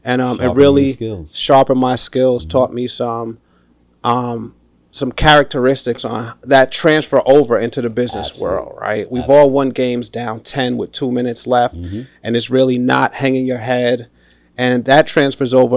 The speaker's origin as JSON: {"language": "English", "town": "New York City", "region": "New York", "country": "United States", "tie": "born or raised there", "said": "I grew up playing basketball in the city too, in the Bronx, uptown"}